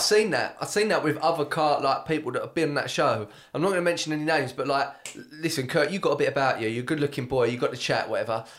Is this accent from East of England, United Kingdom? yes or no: yes; Brentwood, East of England, United Kingdom; I'm from Brentwood